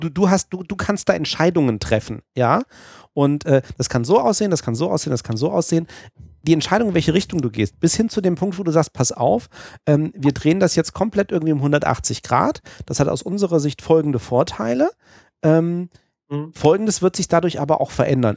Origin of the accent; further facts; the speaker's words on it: Hesse, Germany; also born or lived in Hanover / Düsseldorf; ich bin Hesse